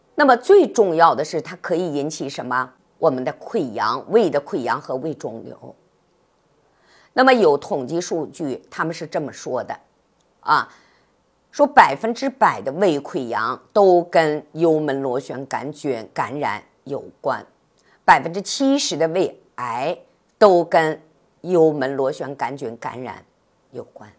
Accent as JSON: {"language": "Chinese", "country": "China", "said": "咱们中国人呢是合餐共餐"}